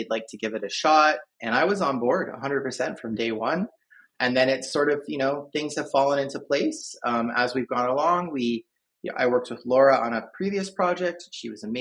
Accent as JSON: {"language": "English", "country": "Canada", "moved": "yes", "lives_now": "Philadelphia, United States", "said": "I am Canadian originally, but I live just outside of Philadelphia now"}